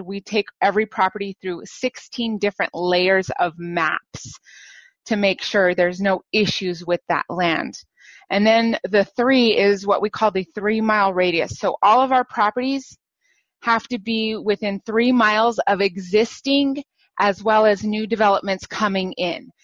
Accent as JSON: {"language": "English", "region": "New Mexico", "country": "United States", "tie": "born or raised there", "moved": "yes", "lives_now": "San Francisco Bay Area, United States", "said": "I was born and raised in New Mexico."}